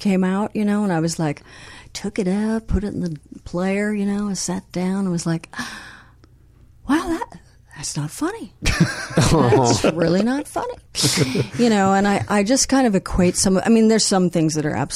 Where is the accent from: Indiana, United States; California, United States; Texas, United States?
California, United States; Beverly Hills; I grew up in Los Angeles, you know, in Beverly Hills